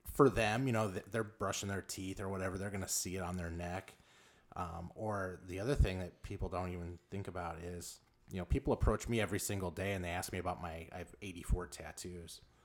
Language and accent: English; Los Angeles, California, United States; moved away as an adult; also born or lived in Lake Zurich, Illinois; now in Illinois, United States; I grew up in South Central Los Angeles